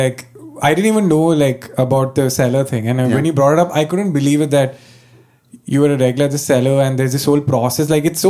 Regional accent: Bangalore, Karnataka, India; moved away as an adult; now in Mumbai, India; I came from Bangalore.

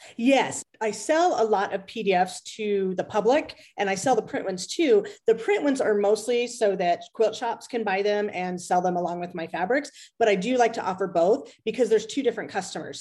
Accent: Las Vegas, Nevada, United States; I'm from Las Vegas

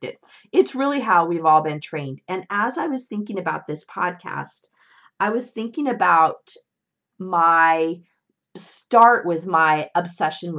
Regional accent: Northern California, United States; when I was around eight years old. My parents got a divorce, and my mom, my brother, and I moved from Southern California to Northern California

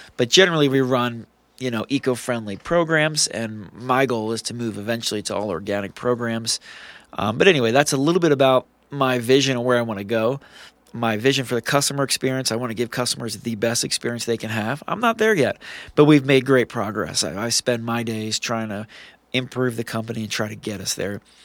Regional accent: New Jersey, United States; now in Utah, United States; I'm a thirty-six-year-old South Jersey boy

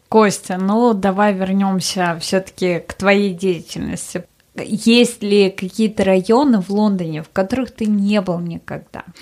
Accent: Russia; moved away; я из России

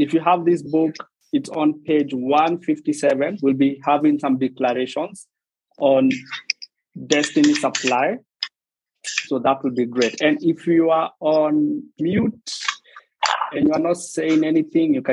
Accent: Nairobi, Kenya; English is a second language; I was born a kilometer from a slum. So I was born in Isili. Then we have the road, Juja Road. The other side of the road is Mathare.

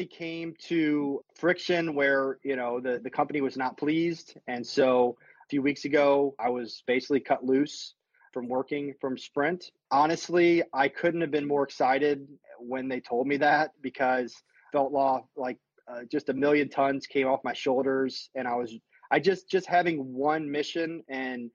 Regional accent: St. Louis, Missouri, United States; now in Austin, United States; I grew up in St. Louis, Missouri

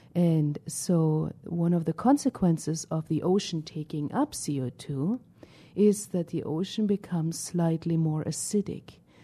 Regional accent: Northern Germany, Germany; moved away; I grew up in Germany

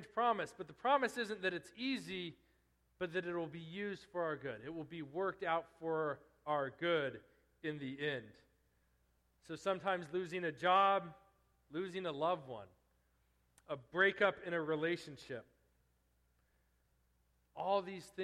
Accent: eastern Colorado, United States; moved away as an adult; I'm out in the middle of nowhere in eastern Colorado now

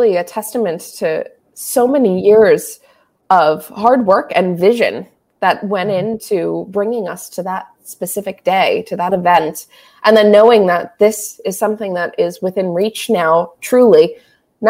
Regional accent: South Florida, United States; growing up in South Florida.

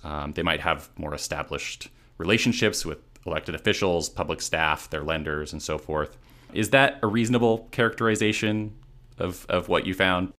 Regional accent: Seattle, Washington, United States; moved away as an adult; now in Los Angeles, United States; I'm actually from Seattle or the Seattle area, and I lived in Seattle proper for a while before coming to Los Angeles

